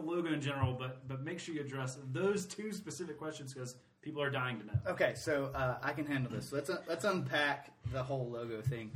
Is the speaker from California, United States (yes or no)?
no; Atlanta, Georgia, United States; now in Greenville, United States; I'm from Atlanta originally.